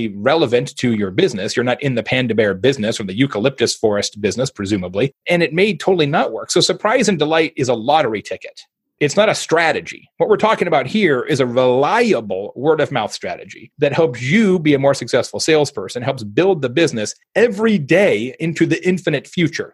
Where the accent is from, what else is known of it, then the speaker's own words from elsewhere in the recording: Phoenix, Arizona, United States; I'm from Phoenix